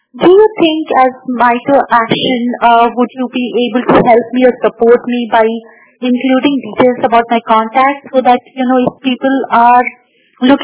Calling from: India; I'm calling in from India.

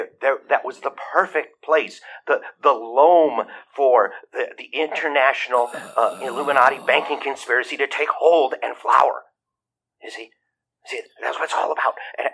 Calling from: Atlanta, Idaho, United States; from Atlanta, Idaho.

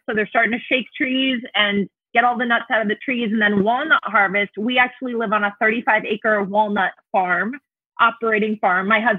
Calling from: Chico, California, United States; I am in Chico, California. So Northern California, about an hour and a half north of Sacramento.

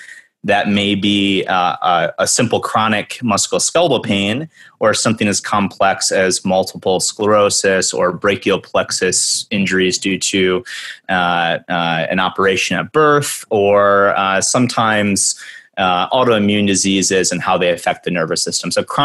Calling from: Evanston, Illinois, United States; I'm calling in from Evanston, Illinois. We're the first town north of Chicago.

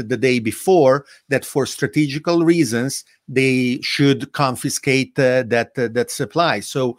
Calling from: Italy; It is being reported in Italy daily. I'm speaking from Italy, right?

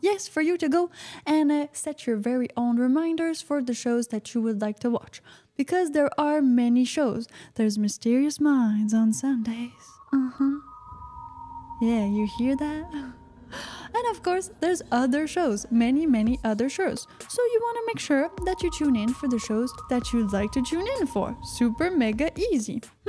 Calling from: United States; And well, Piper, I'm calling from the United States.

